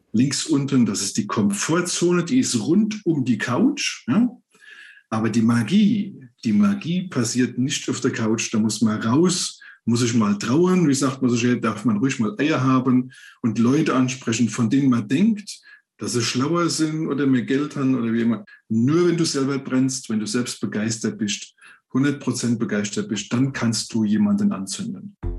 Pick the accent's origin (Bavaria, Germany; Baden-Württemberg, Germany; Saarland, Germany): Saarland, Germany; Ich komme aus dem Saarland.